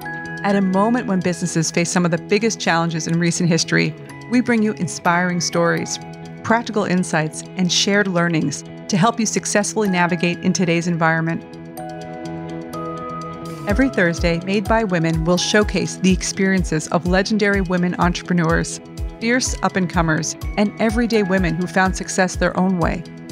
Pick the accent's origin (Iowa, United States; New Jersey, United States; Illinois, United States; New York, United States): New York, United States; New York City; well, as a New Yorker, I'm happy to hear that.